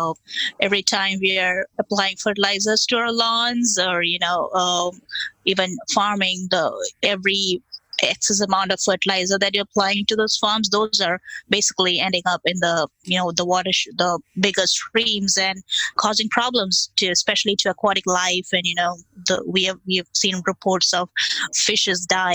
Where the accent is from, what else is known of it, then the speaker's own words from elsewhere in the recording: India; now in United States; I come from India where, you know, we have all small scale farmers.